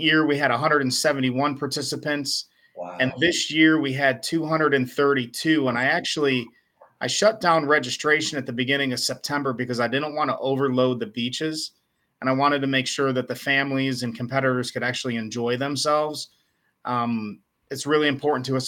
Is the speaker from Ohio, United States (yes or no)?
yes; Ohio, United States; now in Georgia, United States; I was born and raised in Ohio